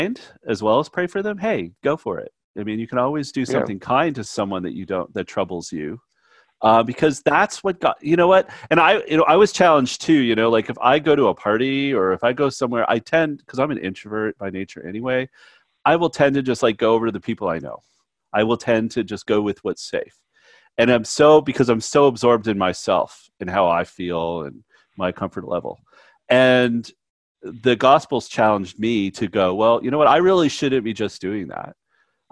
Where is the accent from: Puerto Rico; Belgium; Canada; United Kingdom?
Canada; I'm Canadian and by nature